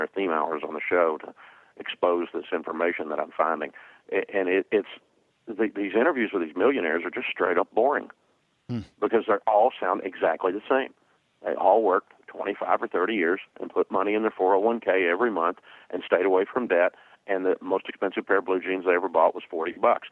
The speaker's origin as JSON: {"language": "English", "region": "the South", "country": "United States", "tie": "born or raised there", "said": "growing up in the South, my daddy always called it horse sense."}